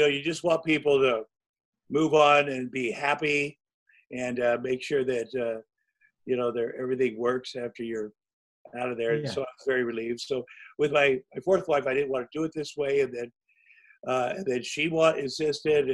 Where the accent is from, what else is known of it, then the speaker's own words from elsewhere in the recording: Iowa, United States; moved away; I grew up in Iowa